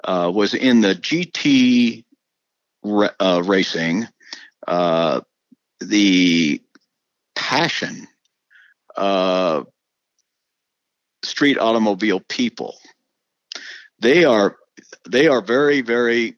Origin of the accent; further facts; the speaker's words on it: United States; as an American